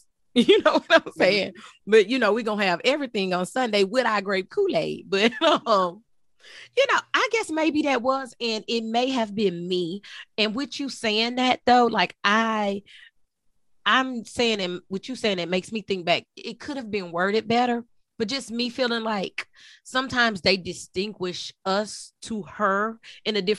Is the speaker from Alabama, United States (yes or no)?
no; Texas, United States; I was born in Texas